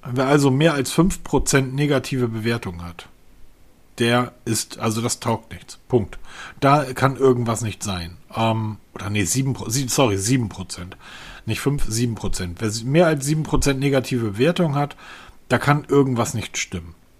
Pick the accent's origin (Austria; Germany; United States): Germany; Northern Germany; als Norddeutscher